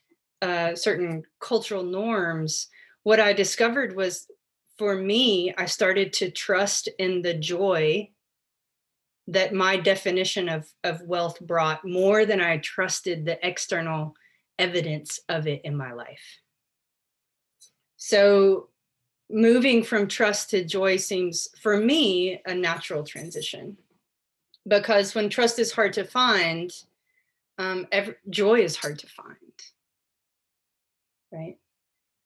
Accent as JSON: {"language": "English", "country": "United States", "tie": "born or raised there"}